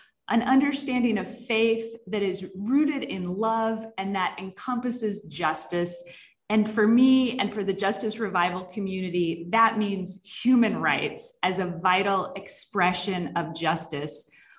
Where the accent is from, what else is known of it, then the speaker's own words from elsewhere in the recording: Dallas, Texas, United States; I'm actually from Texas originally.